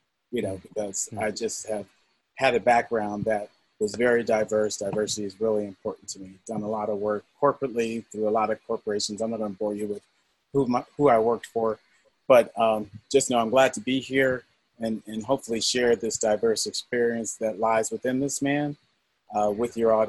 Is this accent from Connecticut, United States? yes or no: yes; Wethersfield, Connecticut, United States; moved away as an adult; also born or lived in Washington, D.C.; now in Charlotte, United States; I was raised in Wethersfield, Connecticut. Shout out to Wethersfield, a suburb of Hartford, where I think I was the only male in my high school, black male in my high school, junior high and elementary school.